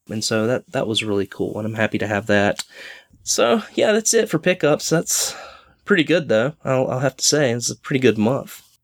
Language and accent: English; Charlotte, North Carolina, United States; growing up in the Charlotte, North Carolina area